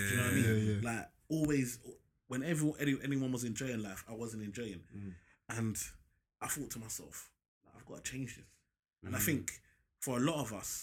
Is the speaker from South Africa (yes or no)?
no; London, United Kingdom; growing up in Tower Hamlets, remember, man's church is in South East Kennet, man grew up in the East